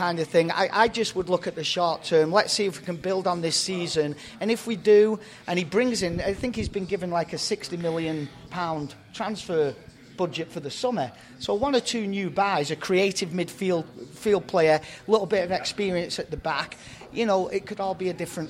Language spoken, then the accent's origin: English; Barrow-in-Furness, North West England, United Kingdom; now in United States; Barrow, my hometown in England